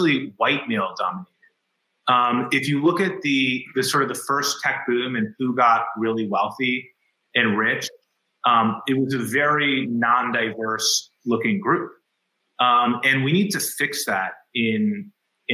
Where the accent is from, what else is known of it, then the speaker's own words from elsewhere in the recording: Greenwich, Connecticut, United States; We grew up in Greenwich privilege